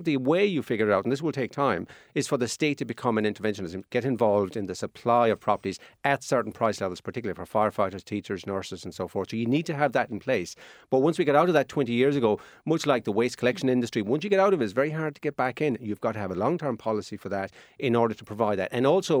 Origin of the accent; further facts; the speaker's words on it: Munster, Ireland; now in Dublin, Ireland; I'm originally from Kerry. I have to live here. You know, I'd rather live down in Kerry and have a job down there, but I can't.